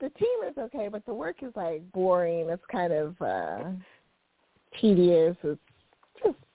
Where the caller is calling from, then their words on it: San Diego, California, United States; I'm calling from San Diego, California.